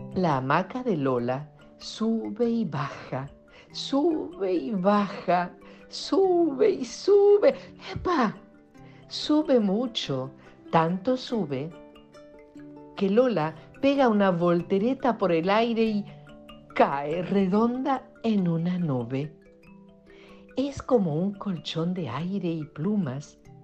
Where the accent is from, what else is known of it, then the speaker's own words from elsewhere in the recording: Italy; now in Argentina; nací en Italia.